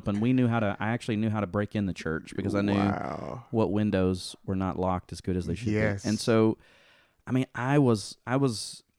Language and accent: English; Dover, Tennessee, United States; So I grew up in Dover, Tennessee, which is a pretty small town, and went to the First Baptist there.